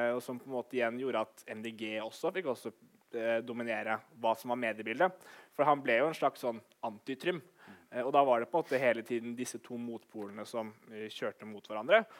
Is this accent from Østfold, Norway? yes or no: no; Oslo, Norway; now in Bergen, Norway; jeg som er 26 år, født og oppvokst i Oslo, flyttet til Bergen.